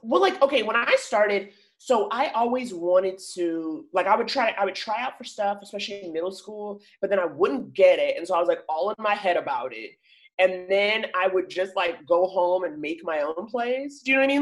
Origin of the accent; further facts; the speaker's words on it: New York, United States; moved away as an adult; now in Los Angeles, United States; I grew up in Harlem